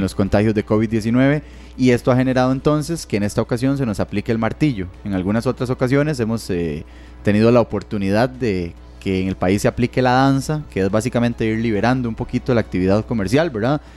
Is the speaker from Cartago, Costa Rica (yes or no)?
no; Barva, Heredia, Costa Rica; yo, que soy de Heredia, ¿verdad? Entonces, de Barba específicamente